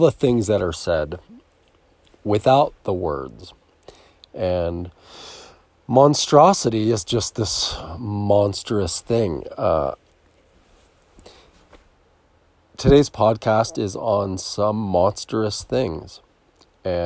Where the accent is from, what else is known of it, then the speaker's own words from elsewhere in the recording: near Philadelphia, Pennsylvania, United States; I was born near Philadelphia